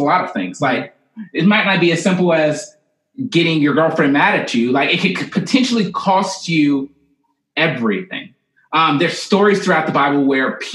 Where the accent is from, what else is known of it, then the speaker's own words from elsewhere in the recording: Alabama, United States; I'm from Alabama